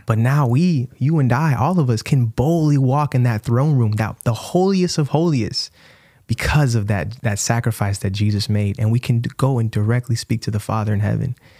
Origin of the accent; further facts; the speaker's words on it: Brandon, Florida, United States; moved away; our hometown where we grew up